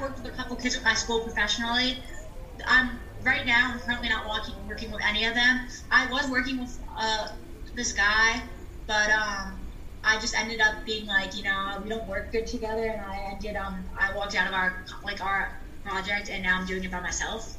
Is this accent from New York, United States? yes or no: yes; New York, United States; I'm from New York